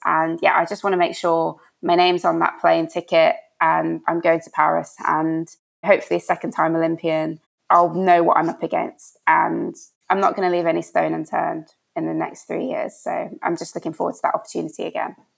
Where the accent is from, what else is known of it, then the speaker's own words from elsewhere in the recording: Birmingham, West Midlands, United Kingdom; moved away as an adult; It's in Birmingham. I'm from Birmingham. The pool is literally like a mile away from the house that I lived in my whole time whilst I was there.